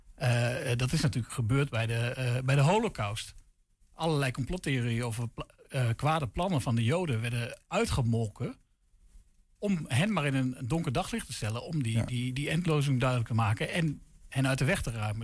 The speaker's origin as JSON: {"language": "Dutch", "town": "Deventer", "region": "Overijssel", "country": "Netherlands", "said": "ik kom zelf uit Deventer"}